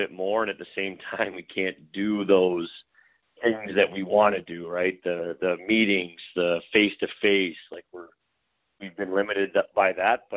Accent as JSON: {"language": "English", "town": "Brampton", "region": "Ontario", "country": "Canada", "tie": "born or raised there", "moved": "as an adult", "lives_now": "Buffalo, United States", "said": "I'm from Brampton. We lived in the same house since I was 3 months old"}